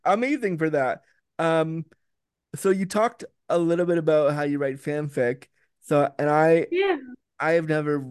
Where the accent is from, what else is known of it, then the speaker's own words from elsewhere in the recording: Canada; I'm Canadian